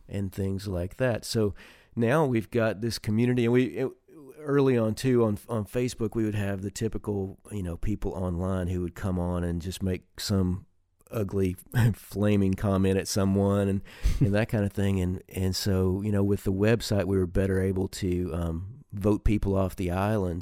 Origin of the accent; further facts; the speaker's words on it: Nashville, Tennessee, United States; I grew up in Nashville